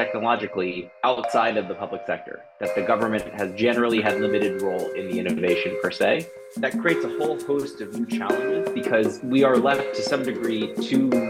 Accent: New York, United States; moved away as an adult; now in London, United Kingdom; though I live in London, I'm originally from the United States, from New York

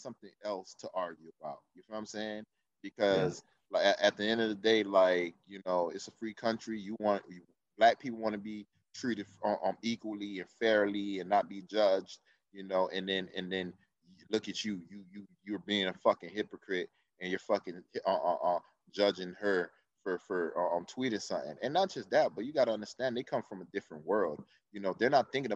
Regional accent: Miami, Florida, United States; we grew up in Miami

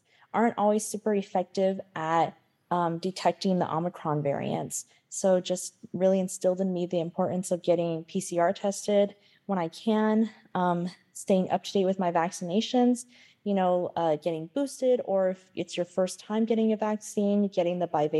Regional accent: Pueblo of Acoma, New Mexico, United States; I'm from the Pueblo of Acoma, and I'm also Mexican-American.

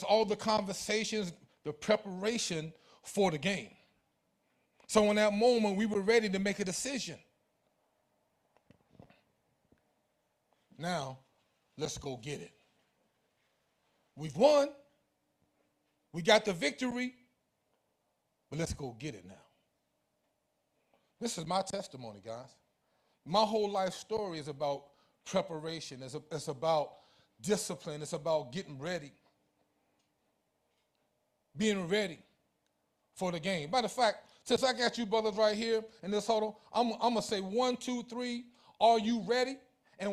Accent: New Jersey, United States; also born or lived in Elizabeth City, North Carolina / Greensboro, North Carolina; I was born in Elizabeth City, North Carolina. And right after I was born, my parents moved to New Jersey. Right here. I was growing up right here in New Jersey.

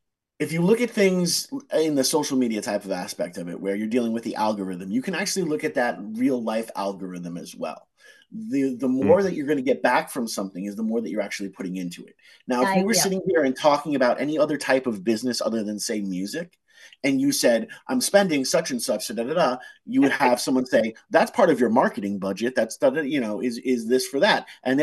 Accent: United States; We get so wrapped up, especially being American, you know, we get so wrapped up in the take aspect of it

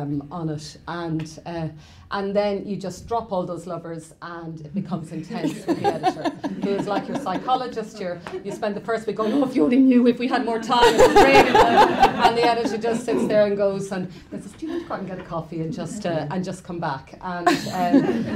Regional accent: Ireland; as Irish people

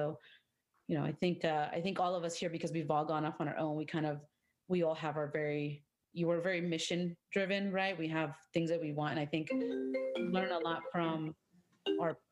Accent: Orange County, California, United States; growing up as a first generation, dark skin Latina in Orange County

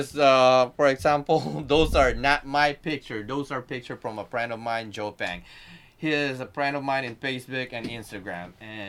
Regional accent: Philippines; Oh, I'm Filipino, bro.

